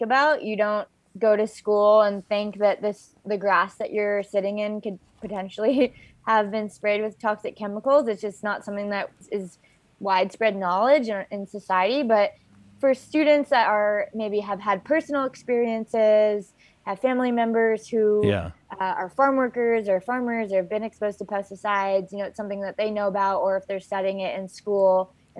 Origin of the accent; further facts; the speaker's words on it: Hawaii, United States; moved away as an adult; also born or lived in Berkeley, California; I'm born and raised in Hawaii